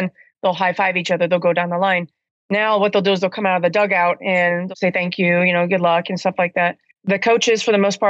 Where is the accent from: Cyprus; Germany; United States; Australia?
United States; Akron, Ohio; I'm actually from Akron